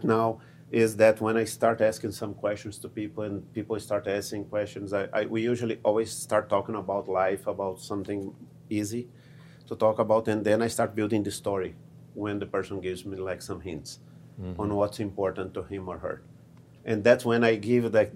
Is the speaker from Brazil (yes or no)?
yes; Brazil; moved away; originally I'm from Brazil, I speak Portuguese